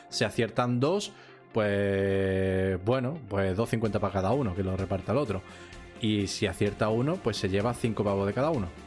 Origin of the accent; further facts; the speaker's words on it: Seville, Andalusia, Spain; Como ya vosotros sabéis, yo soy sevillano, y aquí en Sevilla, pues hay una semana al año que se hace una feria